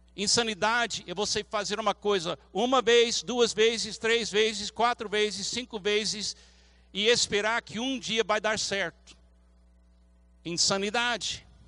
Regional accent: United States; Portuguese is a second language; now in Brazil; como americano

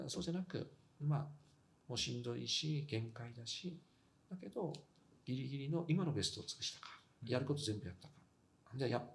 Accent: Fukushima, Japan; moved away

